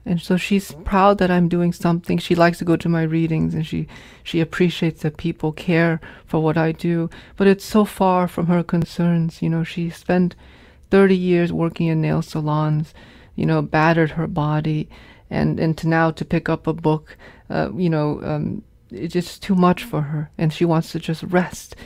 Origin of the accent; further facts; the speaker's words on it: Hartford, Connecticut, United States; also born or lived in Vietnam; growing up in New England